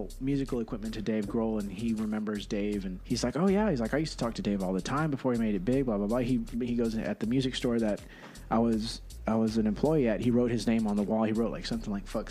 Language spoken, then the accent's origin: English; San Angelo, Texas, United States; born or raised there; also born or lived in San Antonio, Texas